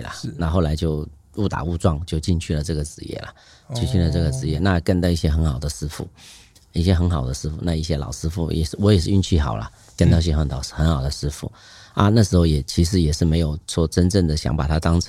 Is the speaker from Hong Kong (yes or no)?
yes; Hong Kong; 就像你很喜欢，我们香港人喜欢踢足球啊，干什么？